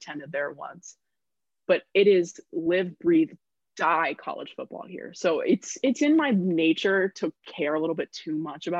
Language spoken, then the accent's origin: English; the South, Georgia, United States; moved away as an adult; And growing up in the South too